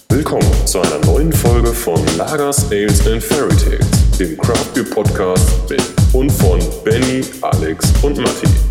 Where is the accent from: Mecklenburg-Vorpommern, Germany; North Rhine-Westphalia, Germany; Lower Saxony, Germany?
North Rhine-Westphalia, Germany; Bochum; ich komme aus Bochum.